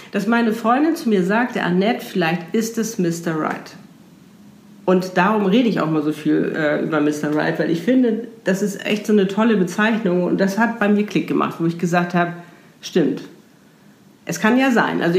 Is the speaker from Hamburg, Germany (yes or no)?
yes; Hamburg, Germany; wir sind beide aus Hamburg, beide in Hamburg geboren, sind beides damals in die gleichen Diskotheken gegangen